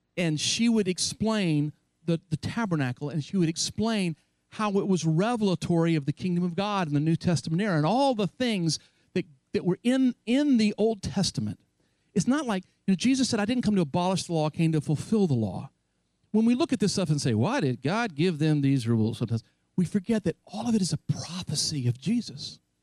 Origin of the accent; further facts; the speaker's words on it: North Carolina, United States; my hometown in North Carolina